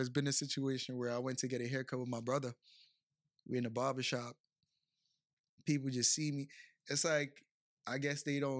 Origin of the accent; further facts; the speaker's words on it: Bronx, New York, United States; also born or lived in Brooklyn; But I was raised in the Bronx, yes.